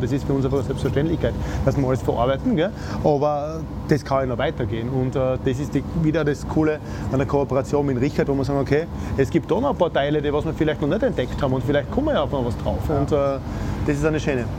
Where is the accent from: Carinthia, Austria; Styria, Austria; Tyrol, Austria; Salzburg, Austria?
Styria, Austria; accent: Styrian dialect; Ich bemühe mich nicht zu so sehr im Dialekt zu sprechen, weil sonst der, unser steirischer Dialekt ist ein bisschen.